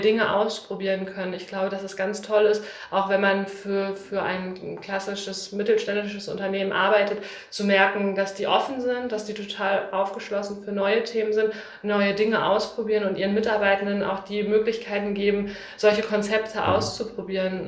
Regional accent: Bielefeld, North Rhine-Westphalia, Germany; Ich bin tatsächlich gebürtige Bielefelderin

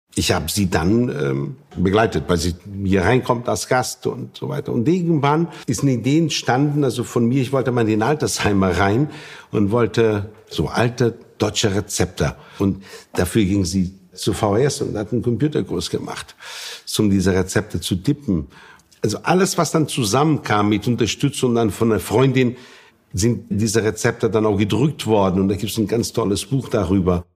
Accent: northeast Portugal, Portugal; German is a second language; moved away as an adult; also born or lived in Hamburg, Germany; now in Nordhorn, Germany; ich komme aus Nordost Portugals.

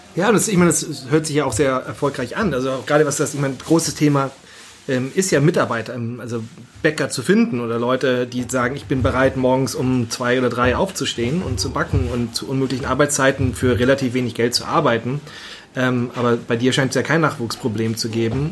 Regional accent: Northern Germany, Germany; ich bin Norddeutscher

